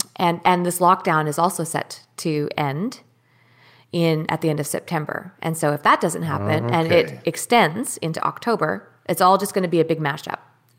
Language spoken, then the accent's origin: English; Canada; because I'm not a citizen here, I'm a Canadian citizen